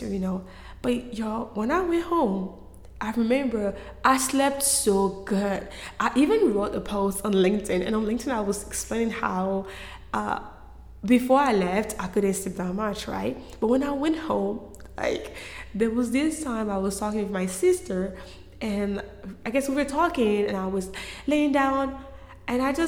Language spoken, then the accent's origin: English; Côte d’Ivoire; moved away; I am from Ivory Coast. I was born and raised in Cote d'Ivoire.